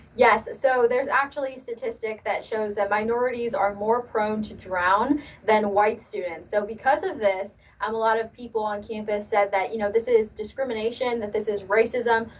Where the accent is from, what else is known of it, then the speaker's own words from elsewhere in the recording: Los Angeles, California, United States; Yes, born and raised in Los Angeles.